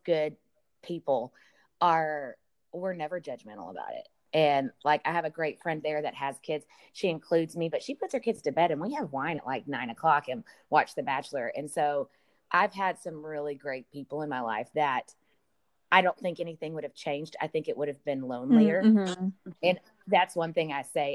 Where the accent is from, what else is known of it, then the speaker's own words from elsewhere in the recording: Podunk, Texas, United States; moved away; I'm from Podunk, Texas, 250 people.